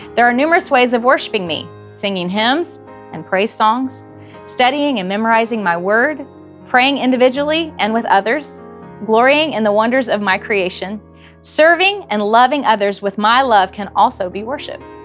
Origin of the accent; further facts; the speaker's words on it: Morrow, Ohio, United States; We grew up in Morrow, Ohio, southern Ohio, 30 miles north of Cincinnati